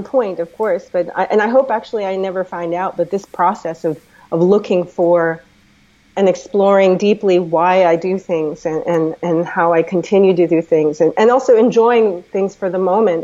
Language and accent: English; United States; also born or lived in DC/Baltimore area; I'm American.